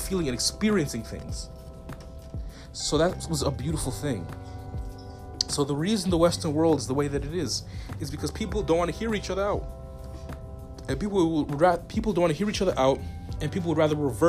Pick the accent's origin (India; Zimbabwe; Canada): Zimbabwe; I'm from Southern Africa. Like I said, I'm Zimbabwean, but I got family in South Africa.